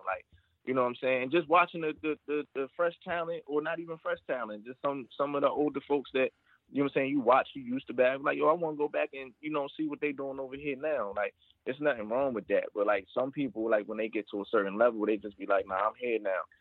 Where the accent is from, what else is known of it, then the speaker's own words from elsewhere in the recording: Maryland, United States; I'm from Maryland, but you know, uh, Richmond